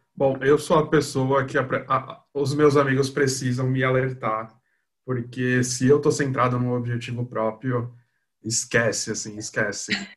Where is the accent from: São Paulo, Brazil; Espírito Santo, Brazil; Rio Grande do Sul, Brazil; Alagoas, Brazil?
São Paulo, Brazil; sou daqui de São Paulo, sou publicitário.